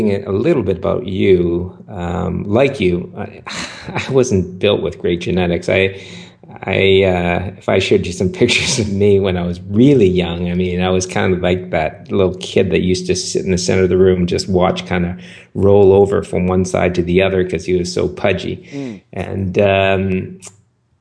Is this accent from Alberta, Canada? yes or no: no; Vancouver, British Columbia, Canada; I grew up in Vancouver, Canada.